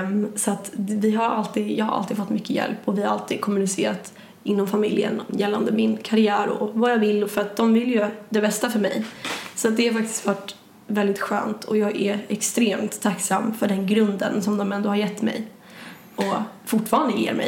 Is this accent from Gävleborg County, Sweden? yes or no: yes; Sandviken, Gävleborg County, Sweden; moved away; jag kommer ju från Sandviken